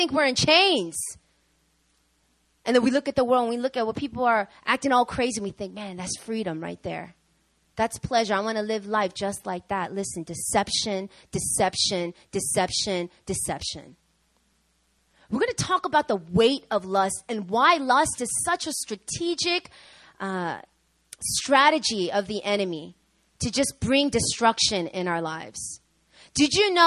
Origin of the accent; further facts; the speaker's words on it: New York, United States; I'm from New York, okay?